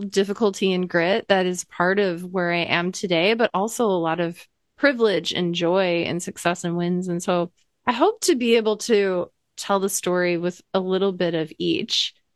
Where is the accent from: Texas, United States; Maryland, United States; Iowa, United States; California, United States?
Iowa, United States; I grew up in Iowa